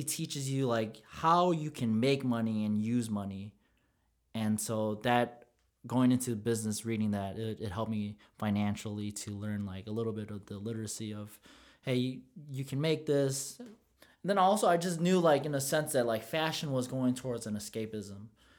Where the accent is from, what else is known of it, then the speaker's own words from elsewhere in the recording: Philippines; You know what, to go back on the favorite part of the Filipino culture, it's how we can blend in anywhere. Bro, we can go in any nationality and blend in, and we're cool with everyone.